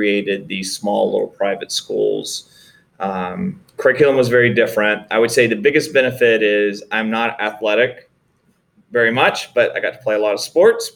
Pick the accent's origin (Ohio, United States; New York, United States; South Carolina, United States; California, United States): South Carolina, United States; Greenville; also born or lived in Sanford, North Carolina; my father, who was working for the textile mills, was relocated to Greenville, South Carolina. And that's where I spent my elementary and high school years, was in Greenville, South Carolina